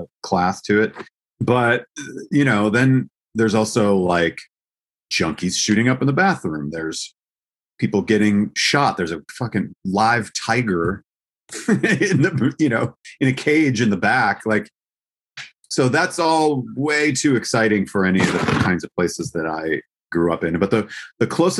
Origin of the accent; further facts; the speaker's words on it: Eau Claire, Wisconsin, United States; also born or lived in Milwaukee, Wisconsin; I grew up in Wisconsin.